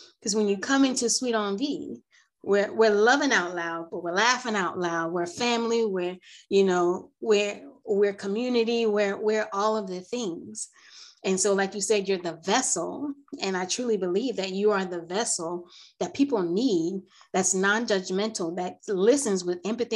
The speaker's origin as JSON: {"language": "English", "region": "New Jersey", "country": "United States", "said": "I'm from New Jersey."}